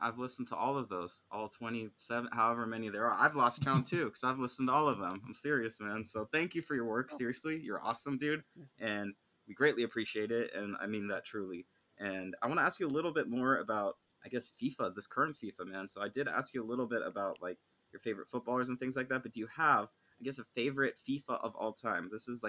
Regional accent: United States; growing up in the United States, I mean, I was exposed to football a lot because of my dad

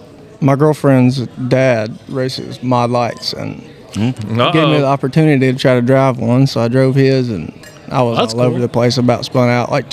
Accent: Chapel Hill, Tennessee, United States; I'm from Chapel Hill, Tennessee.

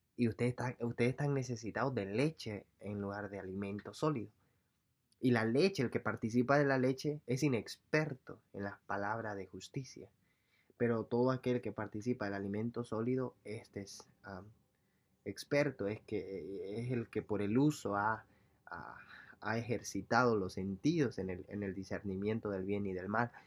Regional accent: El Salvador; moved away; yo soy salvadoreño

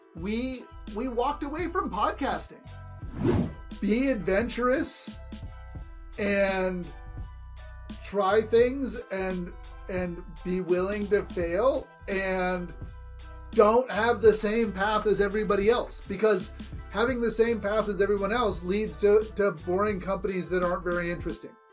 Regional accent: California, United States; I grew up in California

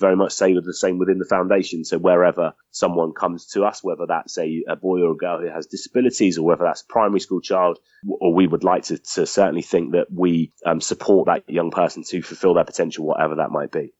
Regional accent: Southampton, South East England, United Kingdom; I grew up in Southampton

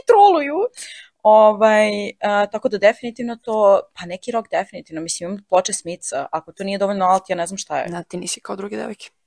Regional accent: Serbia; mi kao Srbi

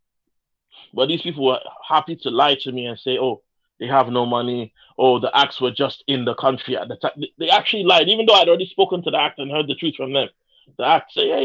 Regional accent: Nigeria; English is a second language; I'm Nigerian

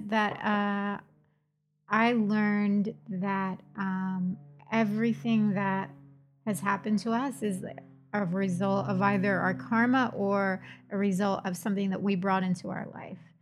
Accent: Trenton, New Jersey, United States; moved away; I'm from Trenton.

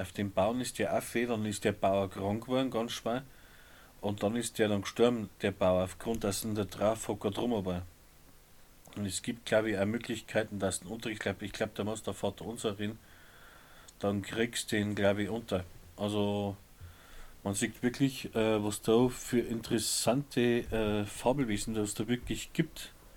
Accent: Upper Palatinate, Bavaria, Germany; bei uns in der Oberpfalz

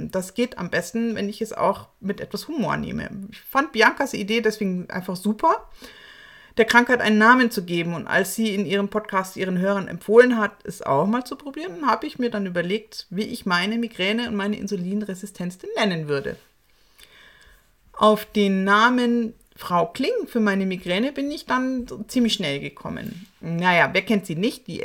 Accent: Munich, Bavaria, Germany; bayerischen Serien meiner Heimatstadt München.

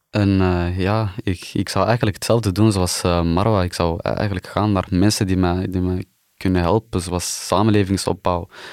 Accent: Antwerp, Flanders, Belgium; Ik ben hier geboren in Wilrijk.

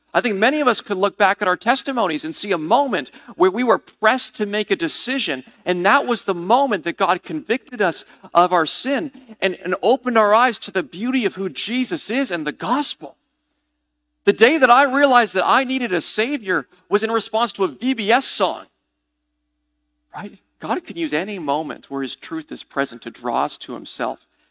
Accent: New England, United States; I'm a New Englander.

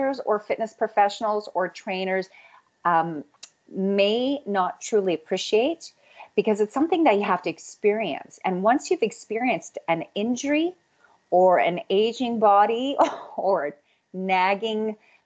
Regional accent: Red Deer, Alberta, Canada; now in Calgary, Canada; I grew up outside of Red Deer

